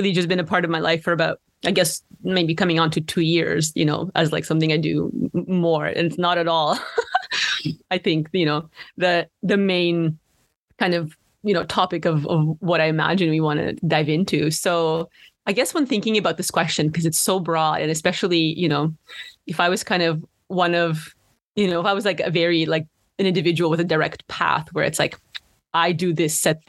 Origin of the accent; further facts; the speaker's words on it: Ottawa, Ontario, Canada; growing up in Ottawa